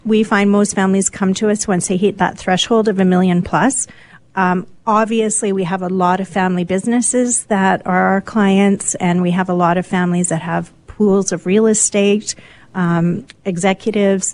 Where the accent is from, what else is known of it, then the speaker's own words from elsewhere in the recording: Vancouver, British Columbia, Canada; moved away; I was actually born in Vancouver and it's my hometown.